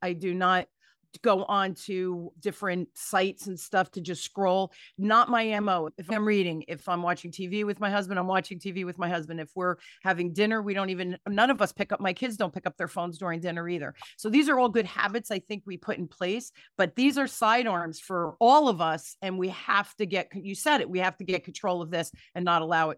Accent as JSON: {"language": "English", "town": "Newark", "region": "New Jersey", "country": "United States", "tie": "born or raised there", "said": "I grew up in Newark, New Jersey, during the riots"}